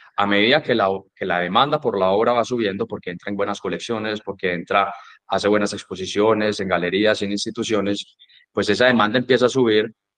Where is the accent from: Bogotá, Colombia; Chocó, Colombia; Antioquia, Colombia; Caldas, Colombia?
Antioquia, Colombia; Medellín; moved away as an adult; also born or lived in Dallas, Texas, United States; yo me gradué del colegio aquí en Medellín, yo pues nací en Medellín